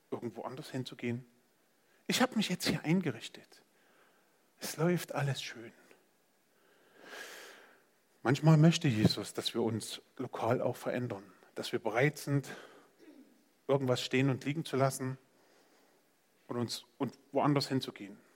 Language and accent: German; Saxony, Germany; now in Gera, Germany; In meiner Provinz Sachsen, wo ich herkomme, ähm, das war schön. Das war völlig ausreichend. Da waren Wälder und Städte und das war einfach schön.